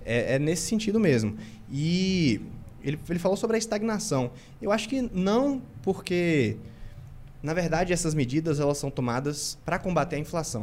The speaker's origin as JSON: {"language": "Portuguese", "region": "interior of Bahia", "country": "Brazil", "said": "vindo do interior da Bahia"}